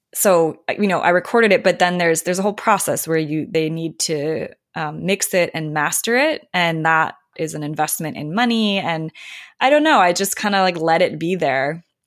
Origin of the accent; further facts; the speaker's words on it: Minnesota, United States; now in Sierra foothills, Northern California, United States; I grew up in Minnesota